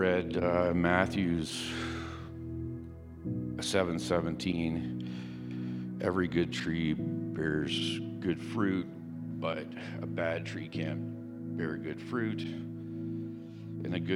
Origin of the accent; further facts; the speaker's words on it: Ontario, Canada; I grew up in Ontario